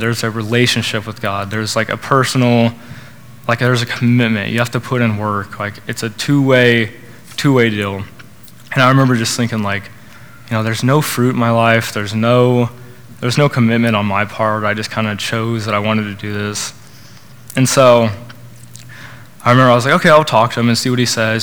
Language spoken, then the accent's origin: English; Norman, Oklahoma, United States; I was born in Oklahoma, raised in Norman